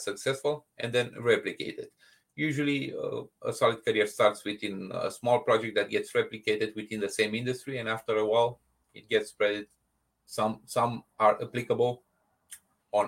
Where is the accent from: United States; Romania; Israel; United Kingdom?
Romania; moved away; I'm originally from Romania